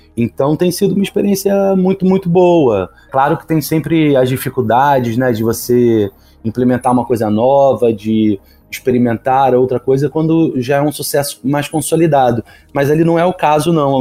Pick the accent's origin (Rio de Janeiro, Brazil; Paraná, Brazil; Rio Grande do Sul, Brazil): Rio de Janeiro, Brazil; Sou carioca